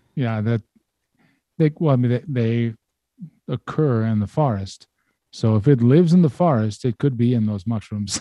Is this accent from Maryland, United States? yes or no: yes; Baltimore, Maryland, United States; I'm from Baltimore